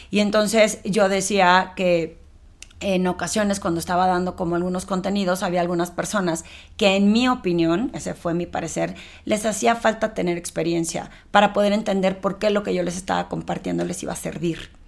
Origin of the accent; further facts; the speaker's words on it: Torreón, Coahuila, Mexico; moved away as an adult; now in Mexico City, Mexico; cuando yo me eh, vine de Torreón a la Ciudad de México a trabajar en el medio financiero